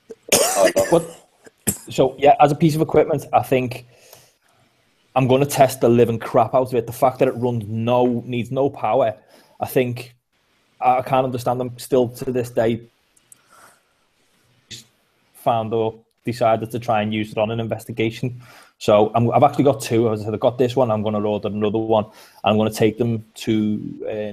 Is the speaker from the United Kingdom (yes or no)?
yes; Liverpool, North West England, United Kingdom; accent: Scouse; I'm from Liverpool